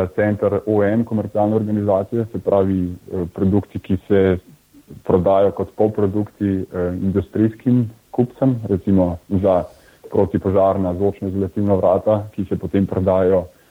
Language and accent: Slovenian; Bled, Upper Carniola, Slovenia; prihajam z Bleda, uh, tako da sem obiskoval uh, gimnazijo Selice